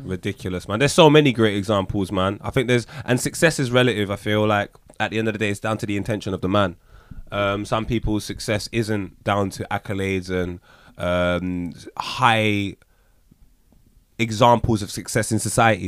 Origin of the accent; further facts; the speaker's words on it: Jamaica; I can only speak for as a Jamaican